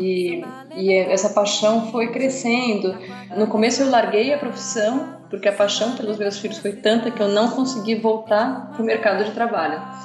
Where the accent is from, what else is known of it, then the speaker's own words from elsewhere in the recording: São Paulo, Brazil; nós somos de São Paulo